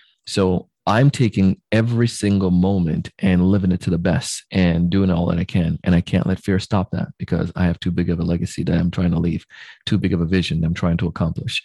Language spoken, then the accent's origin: English; Jamaica; moved away; I grew up in Jamaica